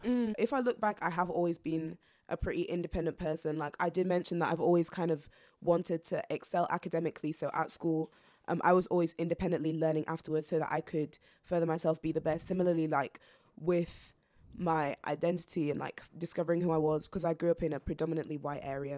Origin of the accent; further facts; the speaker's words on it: York, Yorkshire and the Humber, United Kingdom; also born or lived in Zambia; I grew up in York ever since then